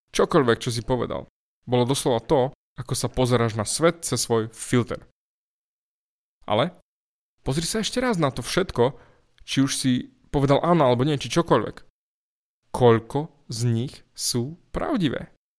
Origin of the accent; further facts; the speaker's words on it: eastern Slovakia, Slovakia; u nás na východe